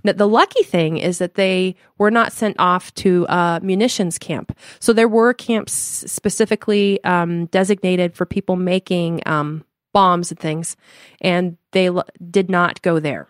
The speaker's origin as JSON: {"language": "English", "town": "Denver", "region": "Colorado", "country": "United States", "also_born_or_lived": "Chicago / Limburg, Netherlands (family)", "moved": "yes", "said": "we're from Denver, Colorado originally and moved to Chicago"}